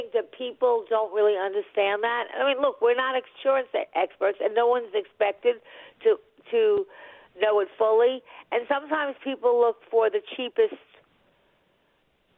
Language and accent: English; Long Island, New York, United States; moved away; I'm originally from Long Island